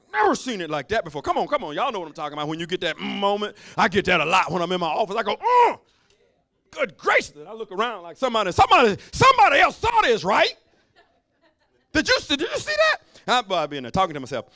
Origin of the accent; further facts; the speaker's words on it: Alabama, United States; I'm from Alabama